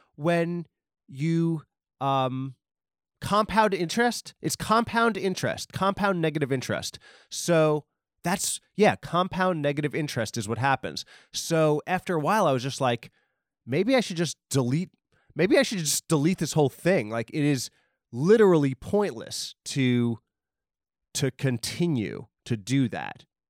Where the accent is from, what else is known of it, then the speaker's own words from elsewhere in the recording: Long Island, New York, United States; Steve Buscemi from Boardwalk Empire and a million other movies is from my hometown